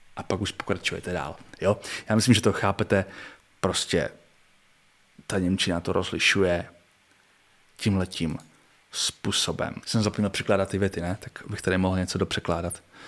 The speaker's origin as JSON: {"language": "Czech", "country": "Czechia", "said": "jako Čech"}